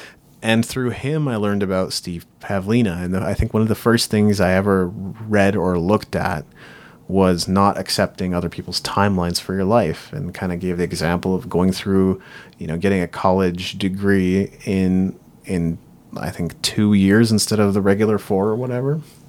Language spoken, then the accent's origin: English; Japan; now in Canada; And I grew up in Japan, but as I came back to Canada, I just didn't really feel like I made quite as many friends and didn't feel like I belong.